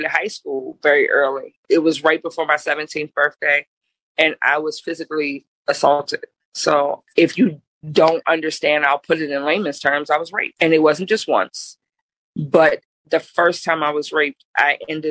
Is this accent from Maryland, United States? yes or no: no; Philadelphia, Pennsylvania, United States; now in Richmond, United States; I am originally from West Philadelphia